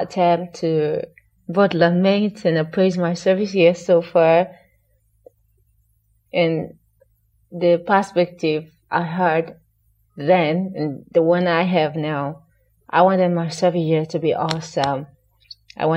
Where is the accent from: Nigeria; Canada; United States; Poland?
Nigeria; Sokoto; also born or lived in Ondo State (father) / Kwara State (mother); by nature of location, I am from Sokoto State, and my father is from Ondo State, that is in the southwest of Nigeria, and my mom is from Kwara State